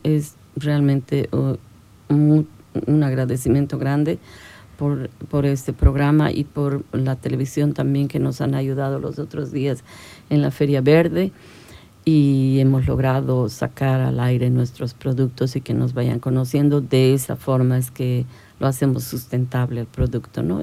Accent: La Paz, Bolivia; now in Santa Cruz, Bolivia; Yo soy de La Paz

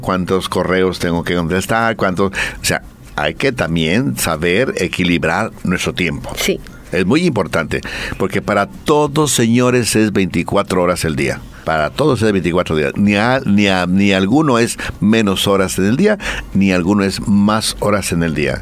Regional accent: Guadalajara, Jalisco, Mexico; yo soy de Guadalajara

